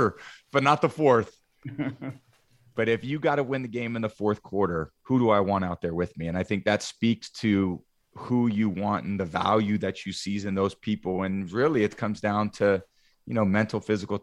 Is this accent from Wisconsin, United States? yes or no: no; the Bay Area, California, United States; I grew up in the Bay Area.